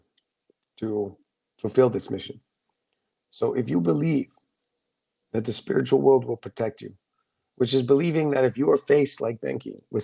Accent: United States; growing up in the United States

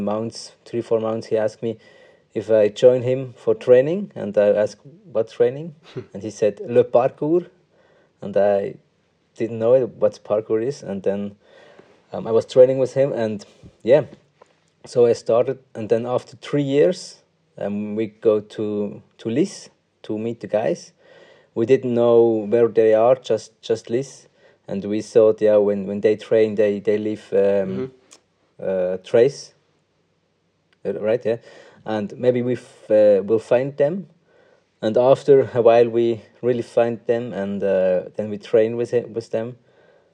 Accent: Münsingen, Bern, Switzerland; English is a second language; also born or lived in Bangalore, India; And then I came to Switzerland, and since then I'm here. And I only know the Swiss language and the Swiss culture.

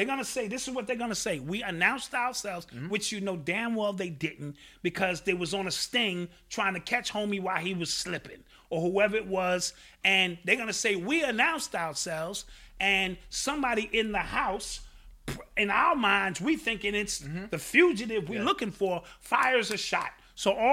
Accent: Milwaukee, Wisconsin, United States; Milwaukee, my hometown

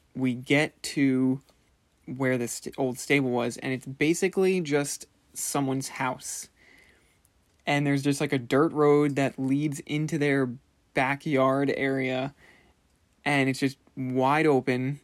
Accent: Commack, New York, United States; we're from Comac

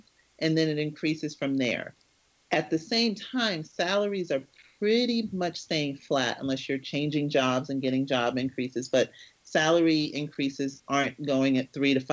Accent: Connecticut, United States; moved away; also born or lived in New Jersey / West Palm Beach, Florida; my hometown in Connecticut

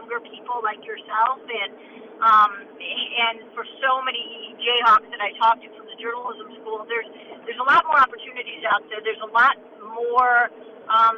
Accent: Chicago, Illinois, United States; moved away as an adult; also born or lived in Lawrence, Kansas; I grew up in Chicago, went to KU

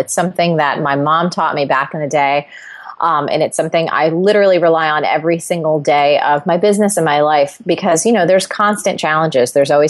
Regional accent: New Jersey, United States; I'm Italian. I love to eat. I am goofy. I'm from New Jersey.

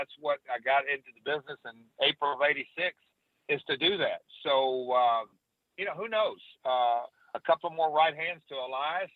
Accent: Nashville, Tennessee, United States; I'm from Nashville

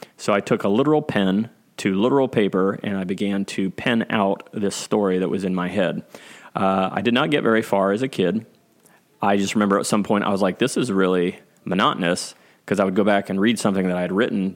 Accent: Clintonville, Ohio, United States; When I was a kid, single digits kid, growing up in Clintonville in Ohio

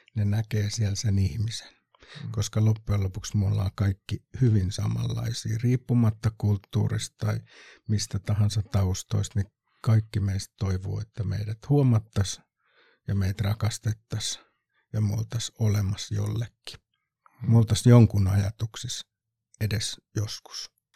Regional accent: Kotka, Kymenlaakso, Finland; nyt kun Kotkasta ollaan

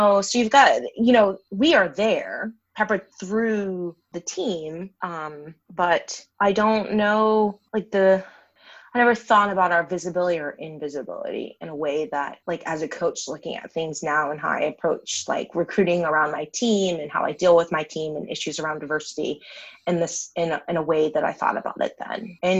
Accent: Massachusetts, United States; I'm from Massachusetts, but I don't have a Massachusetts accent, thank God.

